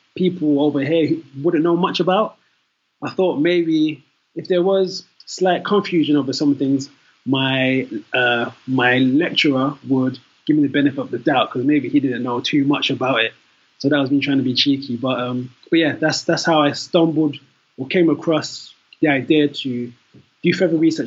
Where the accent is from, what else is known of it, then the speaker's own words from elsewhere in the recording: London, United Kingdom; also born or lived in Nigeria (ancestry); I am Nigerian. Although born in London, my parents, my family are from there.